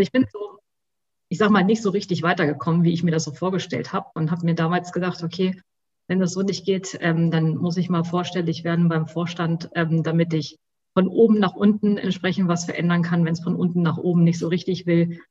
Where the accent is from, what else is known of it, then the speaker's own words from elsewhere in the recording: Hanover, Lower Saxony, Germany; also born or lived in Göttingen; ich komme sogar ursprünglich aus Hannover